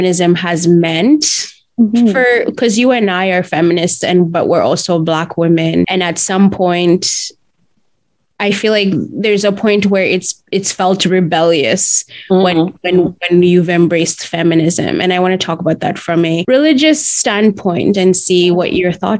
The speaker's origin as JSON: {"language": "English", "country": "Uganda", "tie": "born or raised there", "said": "I grew up in Uganda"}